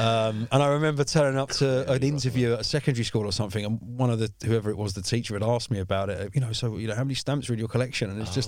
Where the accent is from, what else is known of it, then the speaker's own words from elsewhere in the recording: London, United Kingdom; I mean, I grew up in South East London. I've lived here all my life.